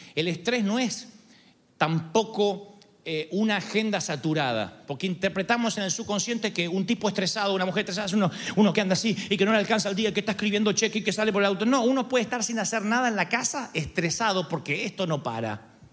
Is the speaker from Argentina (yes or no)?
yes; Argentina; soy argentino